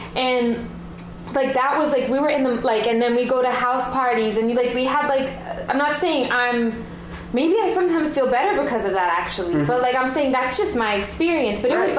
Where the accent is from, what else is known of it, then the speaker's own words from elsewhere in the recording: New York City, New York, United States; But I come from New York